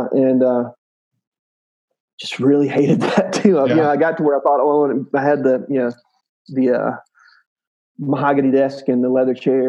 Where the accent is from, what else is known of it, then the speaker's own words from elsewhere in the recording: South Mississippi, United States; Grew up very poor in South Mississippi